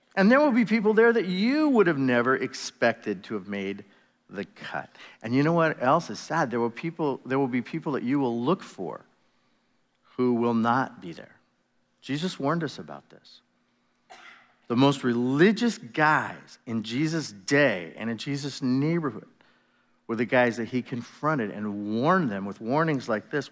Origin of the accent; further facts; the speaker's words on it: United States; being Americans